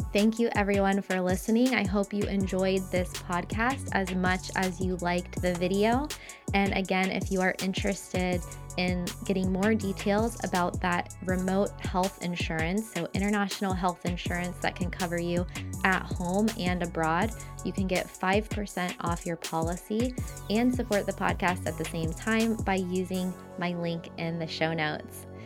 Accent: United States; moved away as an adult; also born or lived in Costa Rica; living in my home country of the US

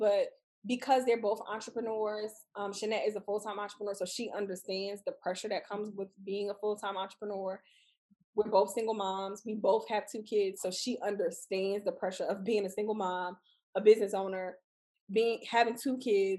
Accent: Houston, Texas, United States; and we're both from Houston.

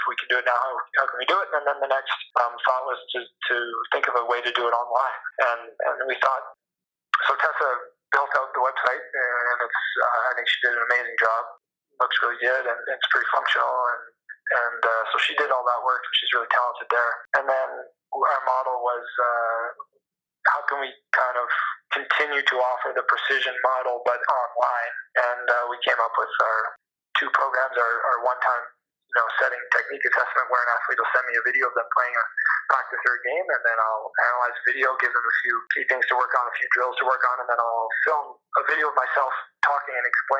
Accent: Canada; But the Canadian volleyball landscape has just come so far in this past, let's say, 10 to 15 yea

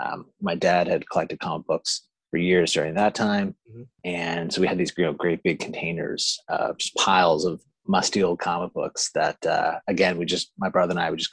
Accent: Stanley Bridge, Prince Edward Island, Canada; I grew up in Prince Edward Island, Canada. It's the smallest province in Canada. It's an island off the east coast. And yeah, that's where I spent my formative years out in the country, in Stanley Bridge.

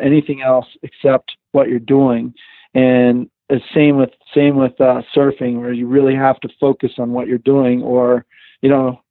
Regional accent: East Coast, United States; I grew up surfing in the East Coast

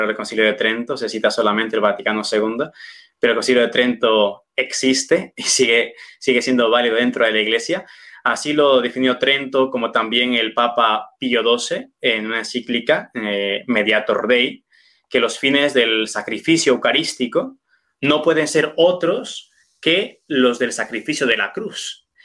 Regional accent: Peru; moved away as an adult; also born or lived in Toledo, Spain; now in Cuenca, Spain; soy de, de Perú, pero ejerzo mi sacerdocio automáticamente mm, desde que fui ordenado eh, en España

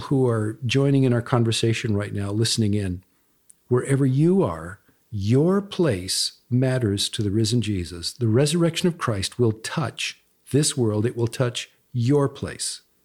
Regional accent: Pasadena, California, United States; moved away; I grew up in Pasadena, for example, Pasadena, California, and I love Pasadena. It's always my hometown

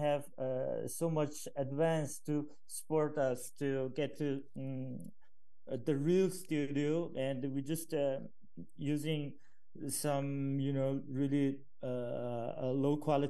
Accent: Inner Mongolia, China; we come from Inner Mongolia, which is a region in China

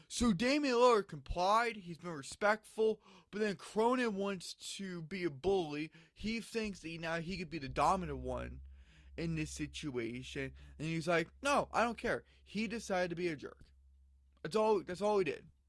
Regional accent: Phoenix, Arizona, United States; they're my hometown team

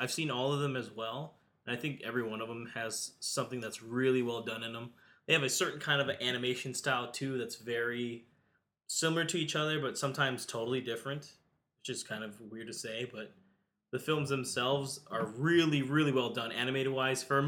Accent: United States; being American

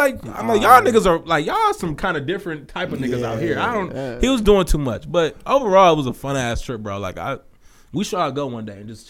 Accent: Cleveland, Ohio, United States; where you from? I'm from Cleveland.

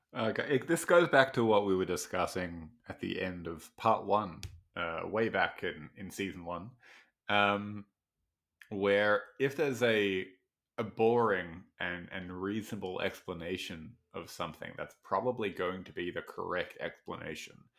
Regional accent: Australia; I have as an Australian

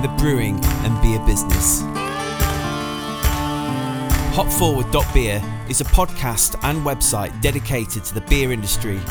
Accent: Sheffield, Yorkshire and the Humber, United Kingdom; us kind people from Sheffield

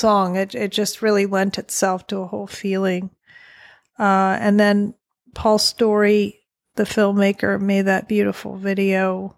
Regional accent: Southern Virginia, United States; I'm born and raised in Southern Virginia with the Blue Ridge Mountains

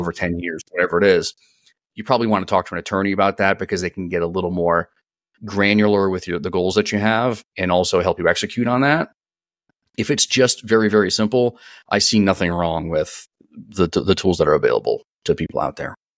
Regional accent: East Coast, United States; moved away as an adult; now in San Diego, United States; I'm born and raised on the East Coast. I'm a, I'm an East Coast guy, born and raised

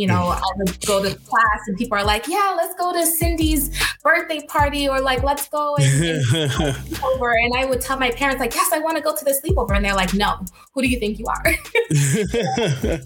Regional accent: Boston, Massachusetts, United States; I was born and raised in Boston

